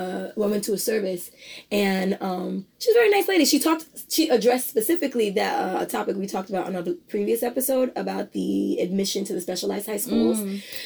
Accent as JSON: {"language": "English", "town": "New York City", "region": "New York", "country": "United States", "said": "the borough I'm from"}